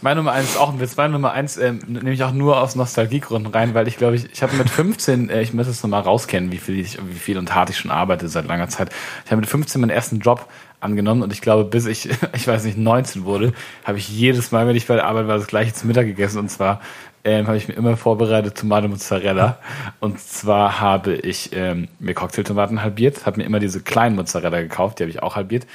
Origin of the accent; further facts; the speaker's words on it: Swabia, Baden-Württemberg, Germany; now in Hamburg, Germany; als Schwabe